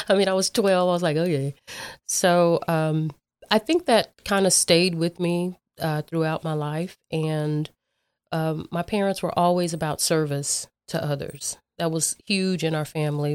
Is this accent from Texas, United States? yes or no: yes; Dallas, Texas, United States; I grew up in South Oak Cliff